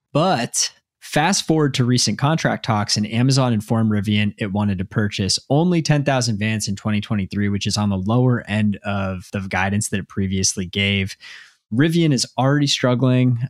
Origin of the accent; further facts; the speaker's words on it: Dallas, Texas, United States; now in Massachusetts, United States; I grew up in Dallas